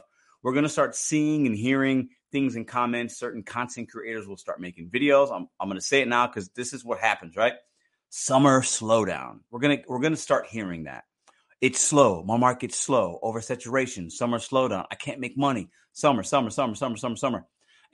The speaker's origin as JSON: {"language": "English", "town": "Chicago", "region": "Illinois", "country": "United States", "tie": "born or raised there", "moved": "yes", "lives_now": "St. Louis, United States", "said": "I was born in Chicago, but I rep St. Louis market."}